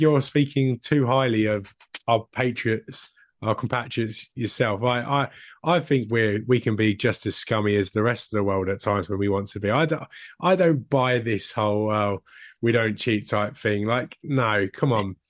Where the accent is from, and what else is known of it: United Kingdom